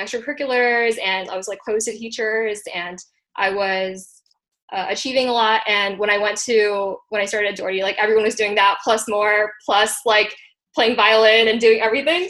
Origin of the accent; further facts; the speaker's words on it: Hawaii, United States; also born or lived in India; my family and I immigrated from India when I was 5 years old. So we were first generation immigrants in Hawaii